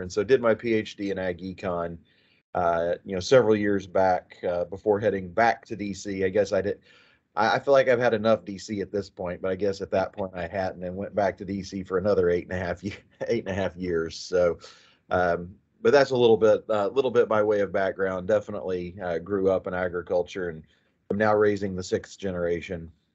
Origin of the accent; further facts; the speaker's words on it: Chattanooga, Oklahoma, United States; moved away as an adult; now in Texas, United States; I grew up in southwestern Oklahoma.